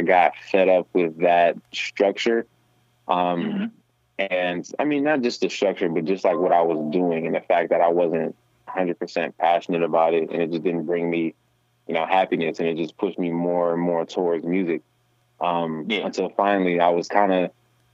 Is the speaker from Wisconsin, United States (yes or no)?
yes; Milwaukee, Wisconsin, United States; I'm a hip-hop artist, born and raised in Milwaukee, Wisconsin